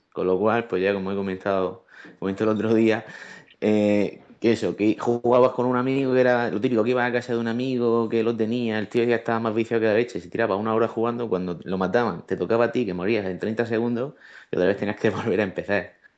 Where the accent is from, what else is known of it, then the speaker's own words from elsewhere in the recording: Region of Murcia, Spain; que soy de Murcia